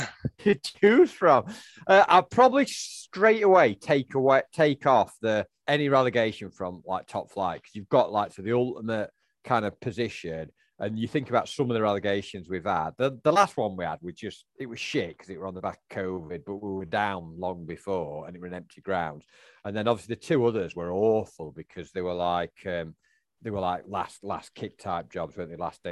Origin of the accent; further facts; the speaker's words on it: Sheffield, Yorkshire and the Humber, United Kingdom; born there; Well, for me, I was born in Sheffield, as you were.